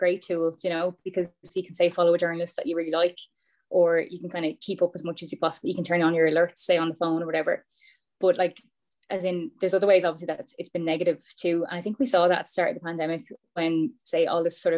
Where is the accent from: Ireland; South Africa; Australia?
Ireland; as Irish people